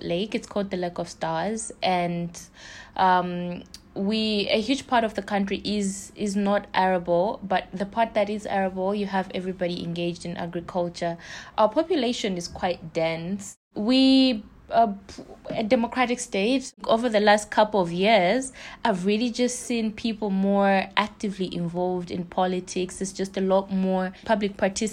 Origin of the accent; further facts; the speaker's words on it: Blantyre, Southern Region, Malawi; also born or lived in Lilongwe, Malawi; I grew up in Blantyre